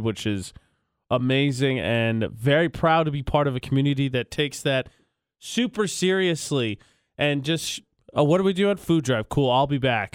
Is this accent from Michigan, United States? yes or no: no; Indiana, United States; now in Utah, United States; my home state